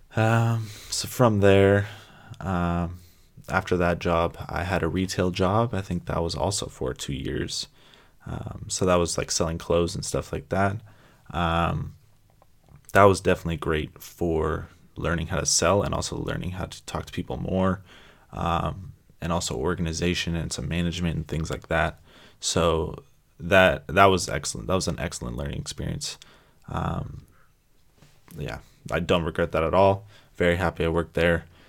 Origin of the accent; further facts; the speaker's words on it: San Francisco Bay Area, California, United States; also born or lived in Toronto, Canada; I was born in Toronto, Canada. Uh, then I moved down to the San Francisco Bay Area when I was about three or four. Um, so I would definitely say that I grew up in the San Francisco Bay Area